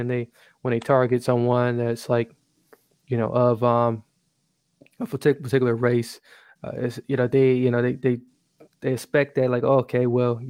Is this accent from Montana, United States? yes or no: no; Wisconsin, United States; Out of Wisconsin, my home state